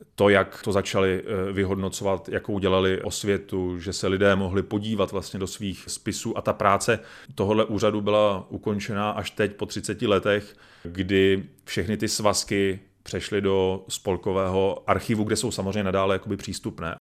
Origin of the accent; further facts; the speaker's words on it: Czechia; my, jako Češi nebo česká společnost